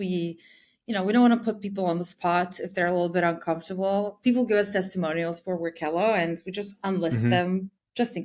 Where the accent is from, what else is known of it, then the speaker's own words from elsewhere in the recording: Serbia; I'm actually from Serbia